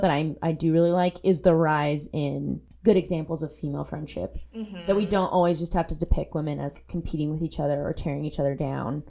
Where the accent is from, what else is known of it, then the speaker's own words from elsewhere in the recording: Southern California, United States; I grew up in Southern California